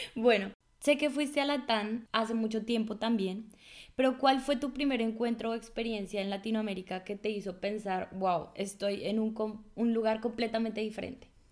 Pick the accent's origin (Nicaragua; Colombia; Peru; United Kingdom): Colombia; moved away as an adult; now in Germany; una colombiana